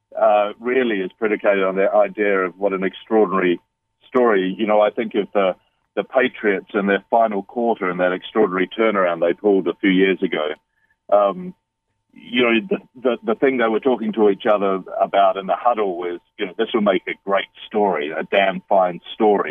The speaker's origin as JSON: {"language": "English", "country": "New Zealand", "also_born_or_lived": "London, United Kingdom / Bali, Indonesia", "moved": "yes", "lives_now": "United Kingdom", "said": "I'm a Kiwi. I'm a New Zealander, though I've lived in London in the United Kingdom. I'm currently living in Bali"}